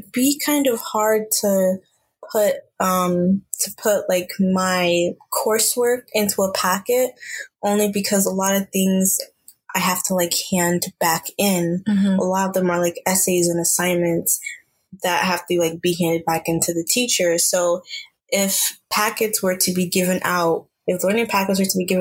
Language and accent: English; Ghana; now in United States; I'm Ghanaian.